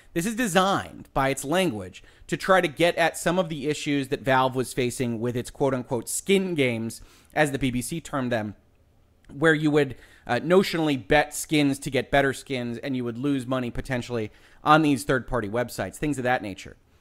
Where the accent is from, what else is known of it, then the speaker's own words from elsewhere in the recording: Michigan, United States; my home state of Michigan